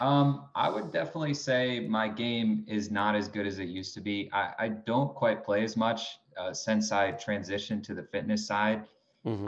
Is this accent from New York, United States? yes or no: yes; Binghamton, New York, United States; also born or lived in Palm Beach, Florida / Greenwich, Connecticut; I'm from Binghamton, New York